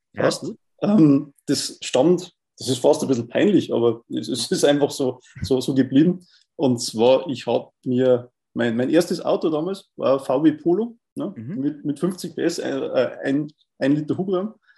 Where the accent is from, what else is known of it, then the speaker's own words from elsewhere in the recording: Bavaria, Germany; bei uns in Bayern